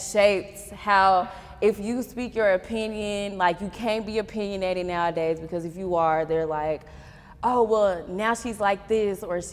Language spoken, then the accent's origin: English; Texas, United States; I'm from Texas